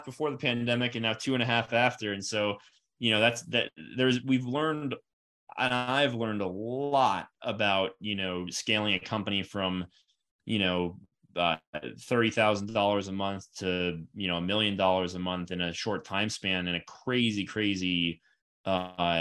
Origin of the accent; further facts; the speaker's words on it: Florida, United States; I'm from Florida